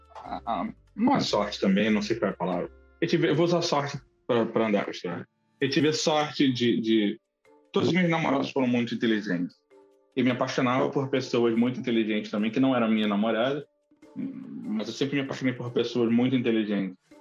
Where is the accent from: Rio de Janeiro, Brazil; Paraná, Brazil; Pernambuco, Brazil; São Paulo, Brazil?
Rio de Janeiro, Brazil; eu sou do Rio